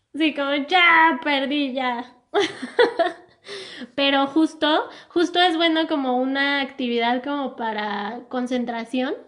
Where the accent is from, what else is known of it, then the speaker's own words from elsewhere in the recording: Mexico; como mexicanos